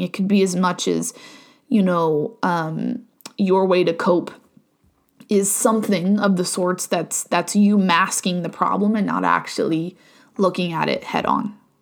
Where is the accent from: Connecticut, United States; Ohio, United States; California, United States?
Ohio, United States; moved away as an adult; now in Virginia, United States; born and raised in Ohio, moved to Virginia, um, in twenty twenty-one.